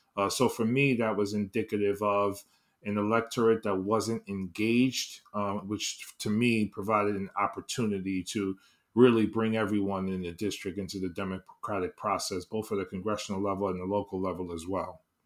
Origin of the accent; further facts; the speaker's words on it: New York City, New York, United States; born and raised in East, on, in the East Harlem, Upper East Side, uh, section of Manhattan